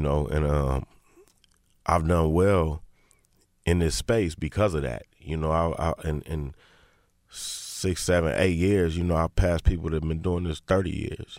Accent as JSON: {"language": "English", "town": "Inglewood", "region": "California", "country": "United States", "said": "I'm from Inglewood"}